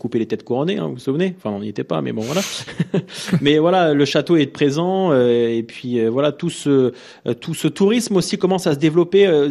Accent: Caen, Normandy, France; en étant natif de Caen, en vivant à Caen

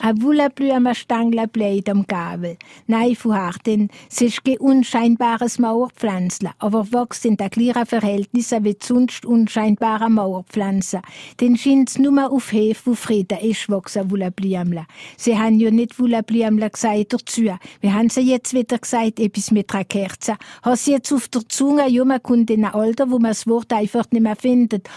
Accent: Alsace, Grand Est, France; bei uns im Elsass

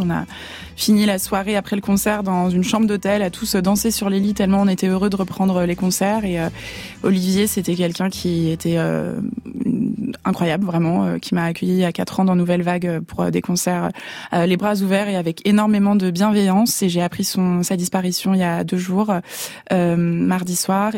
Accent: Lyon, Auvergne-Rhône-Alpes, France; moved away as an adult; now in Paris, France; j'ai grandi à Lyon

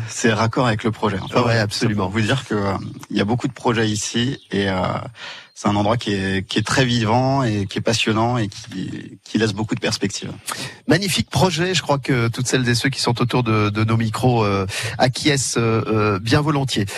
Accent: Paris, Île-de-France, France; moved away as an adult; je suis né à Paris. Je suis un pur produit parisien

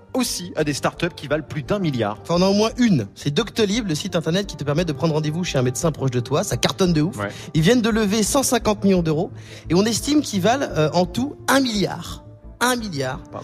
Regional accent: France; on est Français

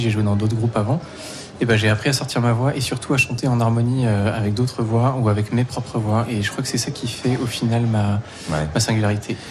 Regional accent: Provence-Alpes-Côte d'Azur, France; je viens de Provence, euh, de l'ensemble en provence petit village en Provence.

